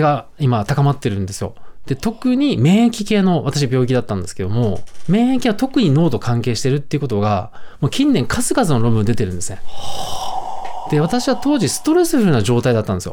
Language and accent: Japanese; Kyushu, Japan; 九州育った